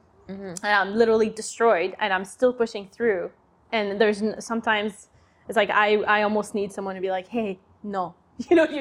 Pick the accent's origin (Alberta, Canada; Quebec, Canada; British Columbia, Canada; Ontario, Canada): Quebec, Canada; Quebec City; moved away; I'm from Quebec City